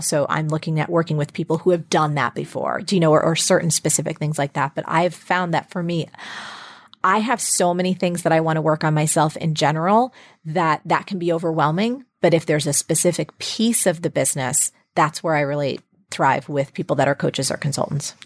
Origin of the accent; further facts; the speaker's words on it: New Jersey, United States; I grew up in New Jersey